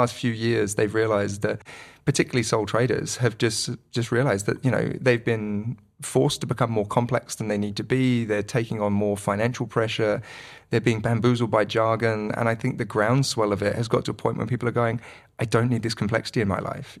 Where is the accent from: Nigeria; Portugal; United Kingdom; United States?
United Kingdom; moved away as an adult; also born or lived in London / Manchester; now in Wellington, New Zealand; all of my past is in, in the U K, so it's not like I'm bumping into people from school